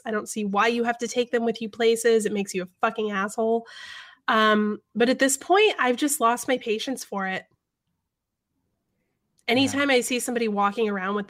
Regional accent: the South, United States; I grew up in the South.

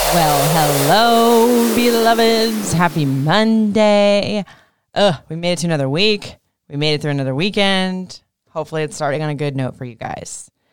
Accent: Florida, United States; also born or lived in Atlanta, Georgia; now in Maryland, United States; I grew up in Florida

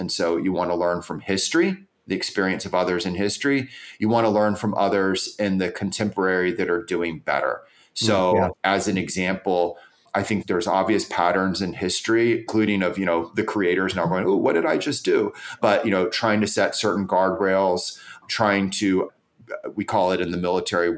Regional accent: United States; I'm an American. I'm proud to be an American

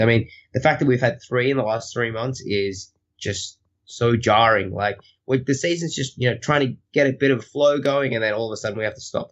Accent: Australia; I am Australian

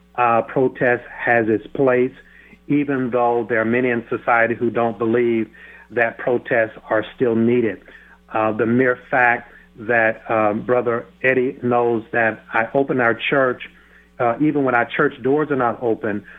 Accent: Starke, Florida, United States; I am a native Floridian, uh, born and raised in Florida, in the deep south of a little small town called Stark, Florida

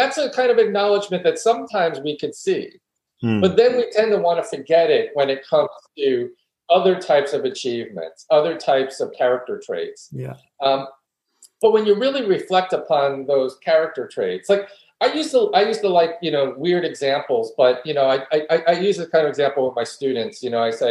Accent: New York City, New York, United States; I grew up in New York City and you know, came to maturity in New York City

